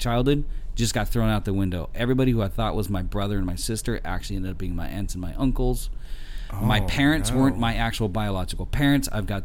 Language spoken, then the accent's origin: English; Chula Vista, California, United States; also born or lived in Tijuana; I was growing up in Otay, in Chula Vista, being one of the few white people in the area